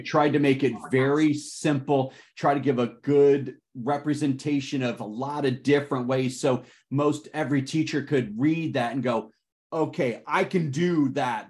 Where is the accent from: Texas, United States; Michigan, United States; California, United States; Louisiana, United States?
Michigan, United States; Detroit; I am calling in today from Detroit, Michigan. That is my hometown